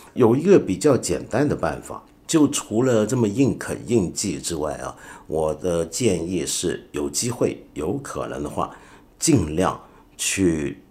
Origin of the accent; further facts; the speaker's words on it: China; 我们中国人都知道姜太公， 都知道哪吒的故事